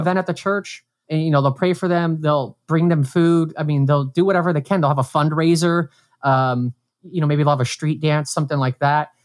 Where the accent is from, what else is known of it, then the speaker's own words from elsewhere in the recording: Brainard, Nebraska, United States; now in New York, United States; my hometown, like, Brainerd